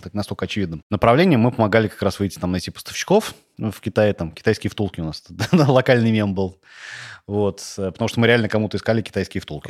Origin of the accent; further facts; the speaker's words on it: Tolyatti, Samara Oblast, Russia; also born or lived in Saint Petersburg; в 8 лет я переехал в Тольятти, там ходил в школу